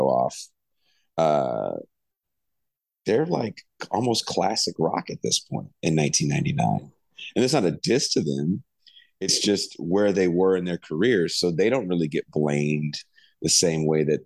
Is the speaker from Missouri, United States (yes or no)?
no; the Bay Area, California, United States; I'm from the Bay